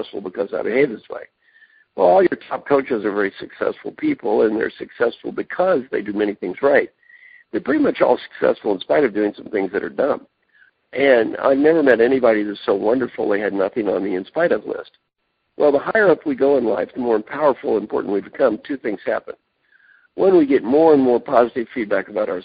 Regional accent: Kentucky, United States; moved away as an adult; also born or lived in Indiana / California; I'm from Kentucky, went to school in Indiana

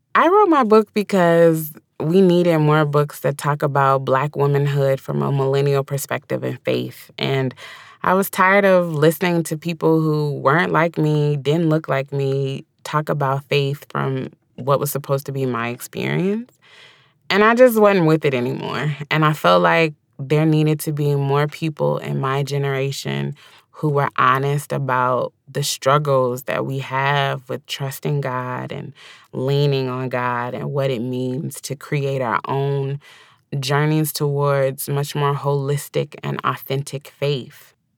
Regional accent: the South, United States; accent: drawl; I was born and raised in the South.

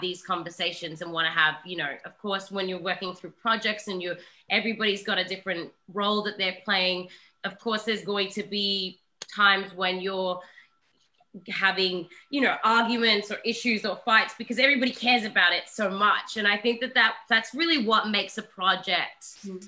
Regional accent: Australia; I am an Aussie

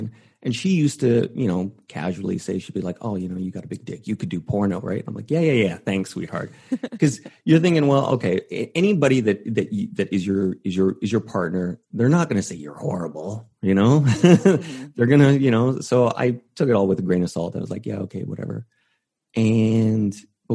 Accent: Canada; moved away; I was originally going to school in Vancouver because I'm from Canada originally.

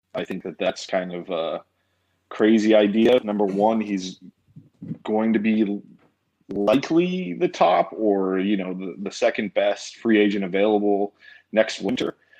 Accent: Denver, Colorado, United States; moved away as an adult; I was born and raised south of Denver. I went to Cherry Creek High School.

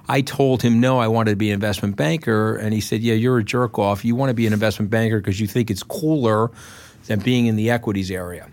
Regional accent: Port Washington, New York, United States; came from my hometown

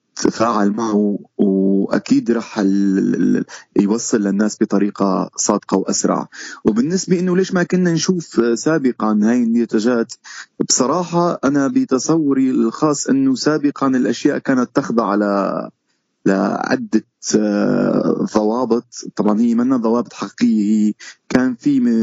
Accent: Syria; moved away as an adult; also born or lived in Istanbul, Turkey; now in Canada; تبعنا كسوريين

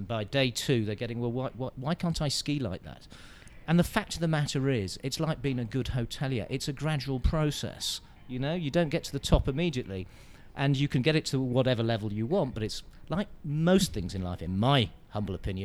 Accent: United Kingdom; I'm a Brit

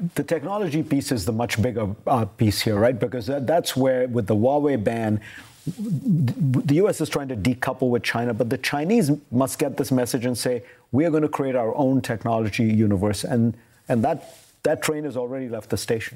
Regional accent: India; moved away; My country of origin is the world's largest democracy

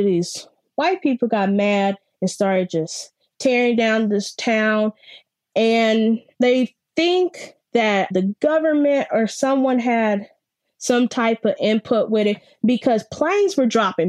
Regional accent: Kansas City, Missouri, United States; I am 20 years old and I live in Kansas City. I am from Kansas City, but most of my family is from Oklahoma on my father's side.

